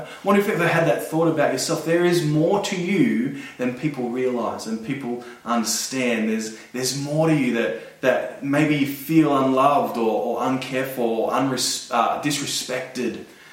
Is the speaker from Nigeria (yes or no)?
no; Blacktown, New South Wales, Australia; I'm from Blacktown.